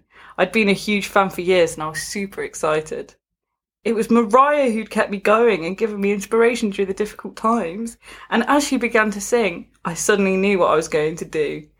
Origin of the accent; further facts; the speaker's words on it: Northern Ireland, United Kingdom; Not only did I have this to contend with growing up in Northern Ireland, but I was a boy who preferred my mum's dresses